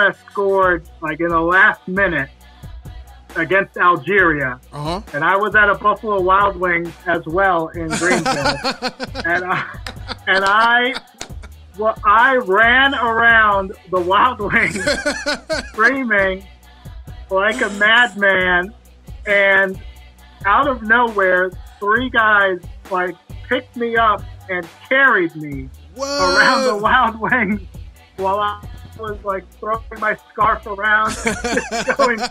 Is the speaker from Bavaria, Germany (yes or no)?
no; Bonn, North Rhine-Westphalia, Germany; moved away as an adult; now in Atlanta, United States; I grew up in Germany, so soccer, it's in my blood.